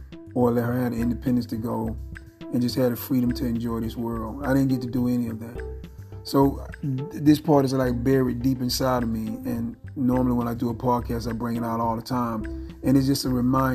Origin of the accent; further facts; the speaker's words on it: Phenix City, Alabama, United States; I grew up in Phoenix City, Alabama